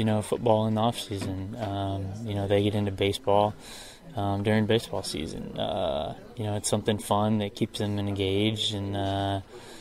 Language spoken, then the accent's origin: English; Denver, Colorado, United States; moved away; I grew up in Denver